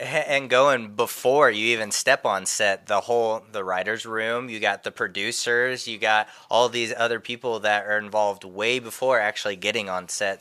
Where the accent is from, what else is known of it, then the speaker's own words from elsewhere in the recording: Indiana, United States; moved away; I'm originally from Indiana, and it's always been a dream of mine to go back to the home state